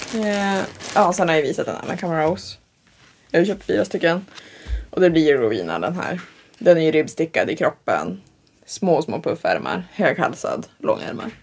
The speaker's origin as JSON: {"language": "Swedish", "town": "Tavelsjö", "region": "Västerbotten County", "country": "Sweden", "said": "jag är ju typ från Taversjö"}